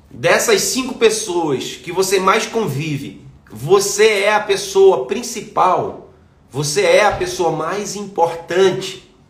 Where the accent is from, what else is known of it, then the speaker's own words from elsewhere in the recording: Manaus, Amazonas, Brazil; moved away; Por que, que eu saí de Manaus? porque eu precisava conhecer pessoas novas.